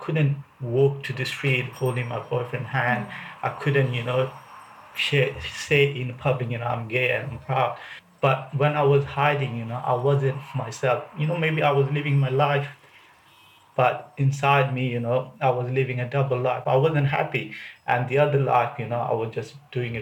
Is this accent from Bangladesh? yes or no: yes; Dhaka, Dhaka Division, Bangladesh; moved away as an adult; now in United Kingdom; I'm from Dhaka, Bangladesh.